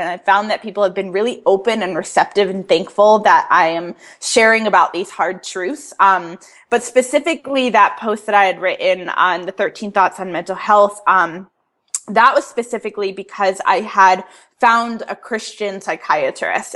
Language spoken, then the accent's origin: English; Connecticut, United States; moved away as an adult; now in Atlanta, United States; I moved here three years ago, so I'm originally from Connecticut, and then moved down south for the first time um, being in the South is so completely different from living up north my whole entire life